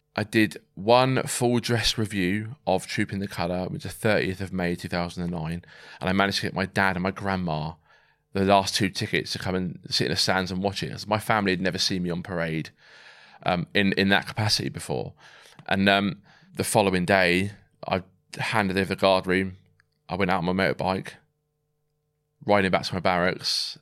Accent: Swindon, South West England, United Kingdom; moved away as an adult; also born or lived in Ascot / Germany / Somerset / Wraysbury; We then moved to Swindon, um, where, you know, I pretty much grew up there from about nine to seventeen

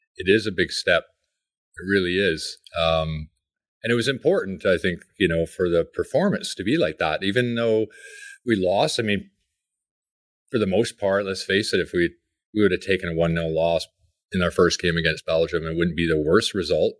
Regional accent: Coquitlam, British Columbia, Canada; I grew up in Coquitlam

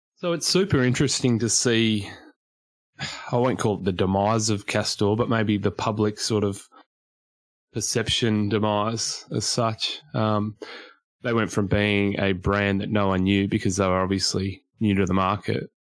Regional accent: Queensland, Australia; Me being a Queenslander

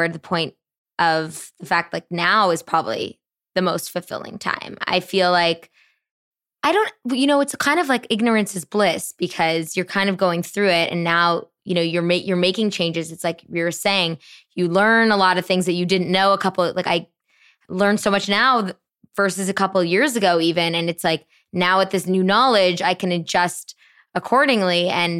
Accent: Canada; moved away as an adult; now in New York City, United States; I'm Canadian

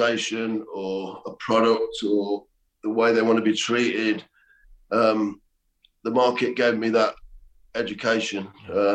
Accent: Leicester, East Midlands, United Kingdom; moved away as an adult; also born or lived in Tenerife / Ibiza; I was born in Leicester. And I was raised there till I was 26 years old

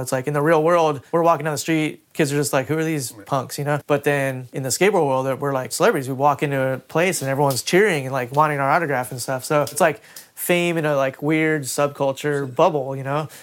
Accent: Huntington Beach, California, United States; I grew up in Huntington Beach where it was surf culture

